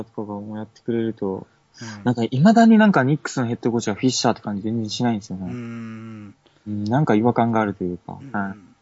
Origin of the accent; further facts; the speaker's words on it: Okinawa, Japan; accent: Okinawan dialect; 沖縄出身です